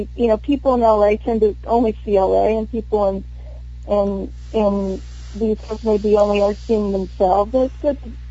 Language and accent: English; Texas, United States; I grew up in Texas